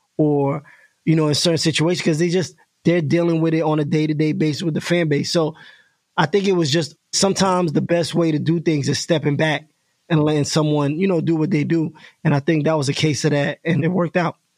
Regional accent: New York, United States; I was from New York

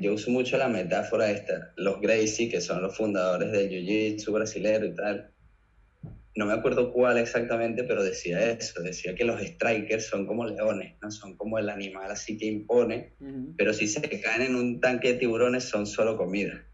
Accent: Caracas, Capital District, Venezuela; moved away as an adult; now in Mallorca, Spain; Crecí en el Marqués, en Caracas

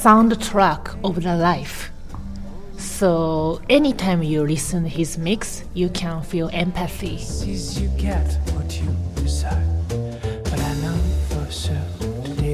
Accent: Tokyo, Japan; English is a second language; also born or lived in Taiwan; I was born in Taiwan and I raised up in Tokyo, so I'm always struggle with my identity.

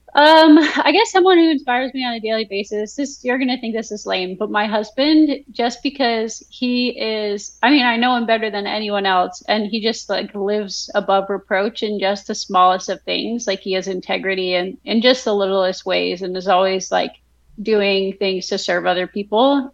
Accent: Vernon, New Jersey, United States; moved away as an adult; also born or lived in Texas / Kentucky; now in Virginia, United States; my hometown growing up, so Vernon, New Jersey

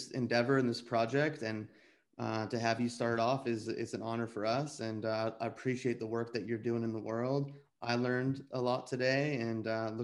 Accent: United States; growing up in the States

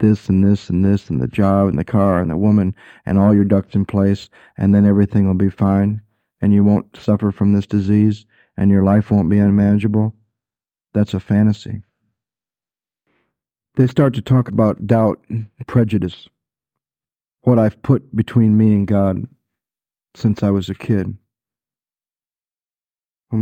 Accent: Michigan, United States; growing up in Michigan

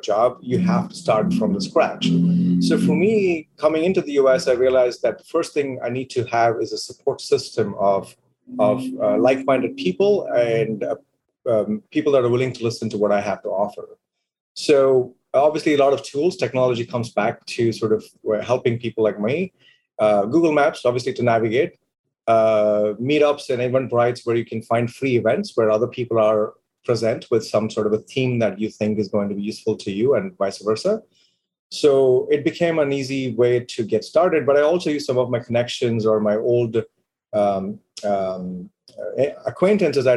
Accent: India; moved away as an adult; now in United States; I decided to stay in my home country, build businesses, and make an impact

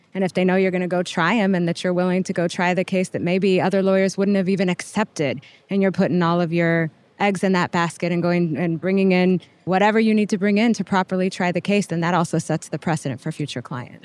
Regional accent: El Paso, Texas, United States; moved away as an adult; also born or lived in Boston, Massachusetts / Lubbock, Texas; I'm from El Paso, Texas. I was born and raised there

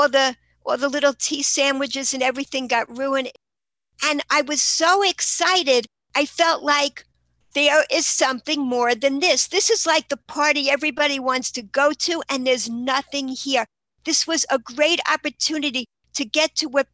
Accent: New York City, New York, United States; I grew up in Queens, New York, and I had a wonderful childhood

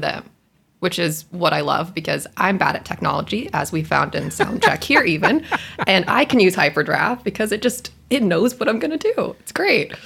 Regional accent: Texas, United States; I'm from the great state of Texas. I had 13 years of Texan history

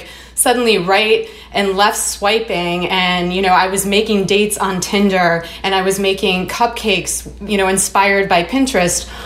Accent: Chicago, Illinois, United States; I'm from Chicago

